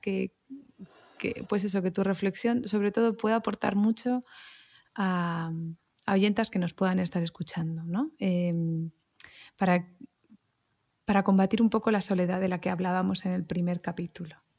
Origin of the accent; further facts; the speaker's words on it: Barcelona, Catalonia, Spain; moved away; also born or lived in Madrid, Spain / Melbourne, Australia; Yo soy nacida en Barcelona y luego Madrid y bueno, un poquito Melbourne